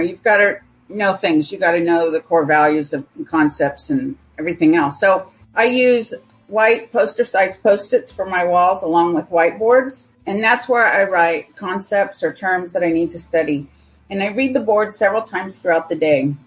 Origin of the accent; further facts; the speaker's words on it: California, United States; moved away as an adult; also born or lived in United States Virgin Islands; now in Phoenix, United States; I primarily grew up in California. However, my years between eight and about 12, I grew up in the United States Virgin Islands